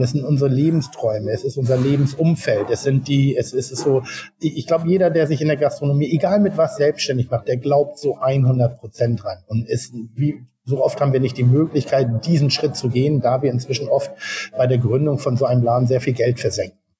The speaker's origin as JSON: {"language": "German", "region": "Hamburg", "country": "Germany", "said": "bei uns in Hamburg"}